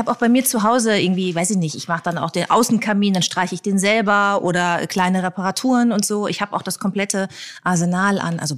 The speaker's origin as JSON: {"language": "German", "region": "North Rhine-Westphalia", "country": "Germany", "said": "ich auch komme noch nicht mal aus Hamburg. Ich ah. komme aus Ostwestfalen"}